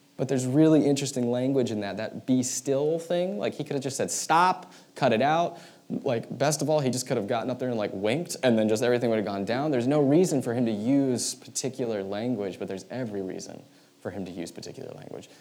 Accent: United States; who we are as American Christians

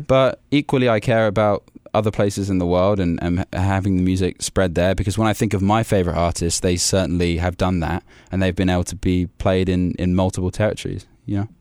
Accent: Warwickshire, West Midlands, United Kingdom; also born or lived in London; I was born in London, but I've been raised in, uh, a place called Warwickshire, which is right in the middle of England

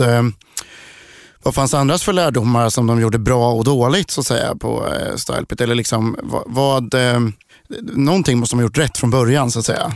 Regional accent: Sweden; vi svenskar

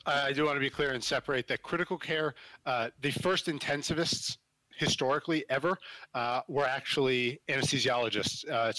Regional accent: New Jersey, United States; I'm from South Jersey outside of Philly. So I did some volunteer work down at Cooper Hospital, which is a good sized trauma hospital in Camden

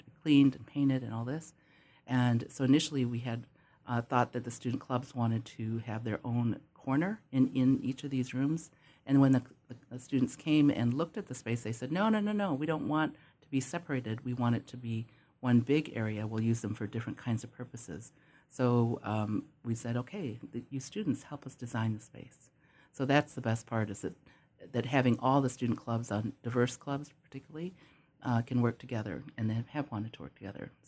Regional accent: Temecula, California, United States; I'm from Temecula, Southern California.

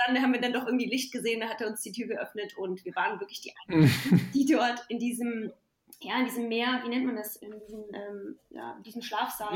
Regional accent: Pirna, Saxony, Germany; moved away; bin ja in der Nähe von Dresden geboren, in Pirna und habe meine ja, viel Zeit meiner Kindheit im Elbsandsteingebirge verbracht bei meinen Großeltern

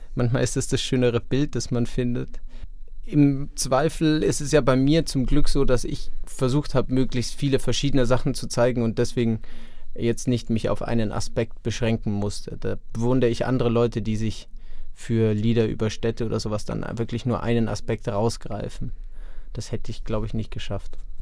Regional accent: suburb of Augsburg, Bavaria, Germany; now in Munich, Germany; Ich bin hier geboren und wurde aber weggezogen von meinen Eltern, als ich acht war. Jetzt nicht besonders weit weg, aber in einen Vorort von Augsburg.

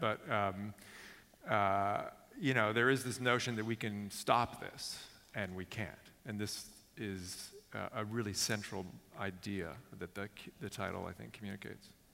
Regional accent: Silicon Valley, California, United States; I grew up in Silicon Valley

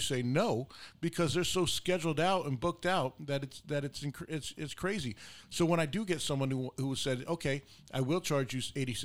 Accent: United States; we make a very good wage as an American people here

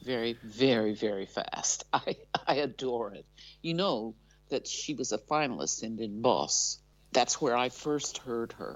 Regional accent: Ohio, United States; moved away as an adult; now in Netherlands

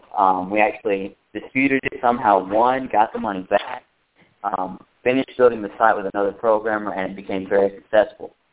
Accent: Alabama, United States; I'm from Alabama. You couldn't tell by the way I sound

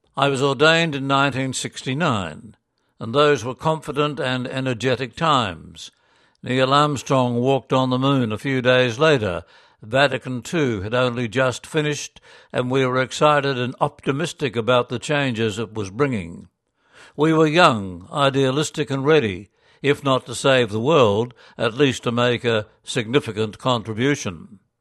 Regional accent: Gympie, Queensland, Australia; moved away; also born or lived in Korea / Ireland / Essendon; my hometown, Gympie

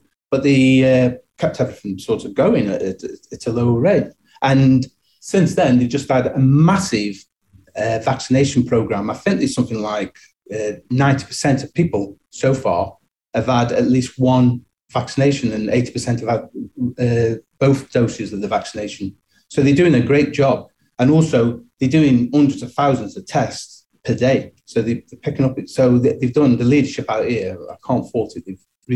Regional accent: Stoke-on-Trent, West Midlands, United Kingdom; moved away as an adult; now in Dubai, United Arab Emirates; I'm originally from Stoke-on-Trent. And for people who don't know this, it's a city in the middle of England, in between Manchester and Birmingham

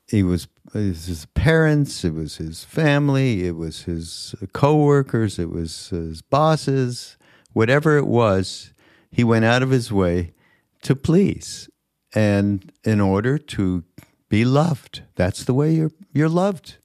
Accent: Montreal, Quebec, Canada; moved away; I'm from Montreal. We didn't get all the same shows. We got Canadian

